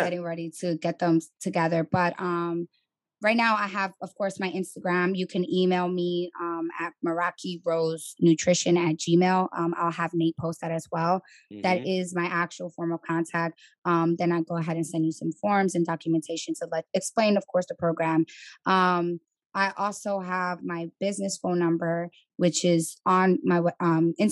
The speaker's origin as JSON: {"language": "English", "town": "New York City", "region": "New York", "country": "United States", "tie": "born or raised there", "also_born_or_lived": "Atlanta", "moved": "as an adult", "said": "I'm from the Bronx, born and raised"}